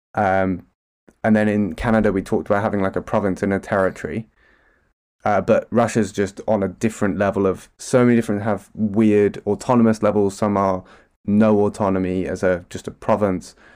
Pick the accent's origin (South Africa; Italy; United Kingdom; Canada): United Kingdom; as a Brit.